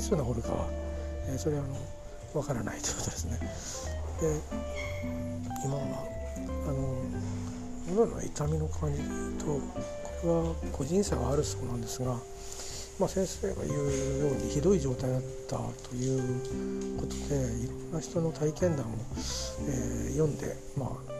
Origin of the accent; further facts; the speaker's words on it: Kanto, Japan; 関東で関東で育ったんだな俺は